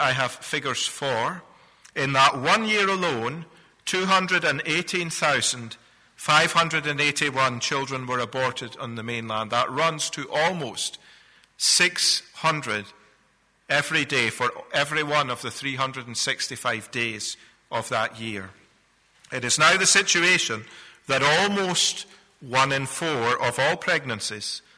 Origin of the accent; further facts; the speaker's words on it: Scotland, United Kingdom; moved away; I'm a Scotsman by birth